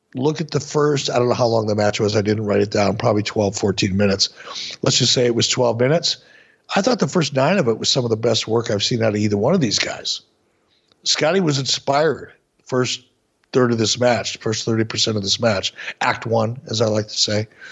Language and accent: English; Minneapolis, Minnesota, United States; When I was a, a young kid growing up in Minneapolis, in my my mid teens, late teens